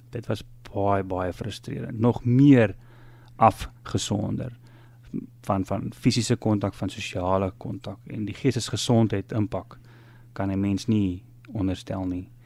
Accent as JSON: {"language": "Afrikaans", "country": "Zambia", "tie": "born there", "said": "Uh ek is doof gebore in Zambië amper 60 jaar terug in 'n gemeenskap waar malaria baie baie uh, oral was."}